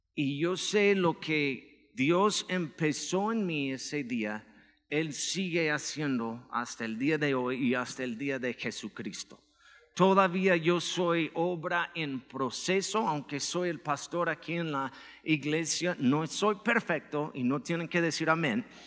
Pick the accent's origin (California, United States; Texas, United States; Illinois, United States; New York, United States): Illinois, United States; Chicago; now in Mexico; Soy de Chicago, este, originalmente